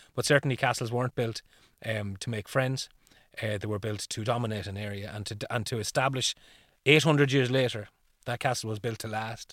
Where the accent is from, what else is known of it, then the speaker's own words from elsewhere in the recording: Ireland; the tradition here would be around, instead of pumpkins, we would have used what was available to us as turnips